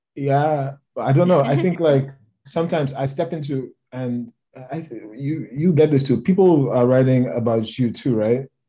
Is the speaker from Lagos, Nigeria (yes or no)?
yes; Lagos, Nigeria; moved away; I grew up in Lagos.